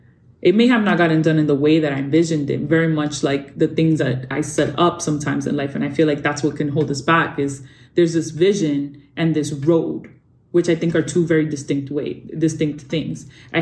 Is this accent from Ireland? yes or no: no; Dominican Republic; I got to work in my home country, in the Dominican Republic.